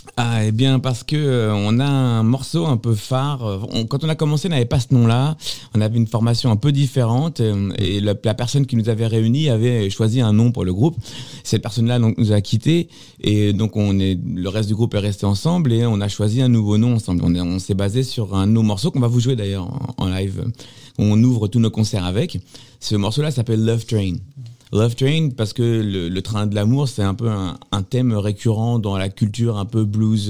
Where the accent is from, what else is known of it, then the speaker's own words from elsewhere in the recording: Sartrouville, Île-de-France, France; j'ai grandi ici moi j'ai grandi dans le quartier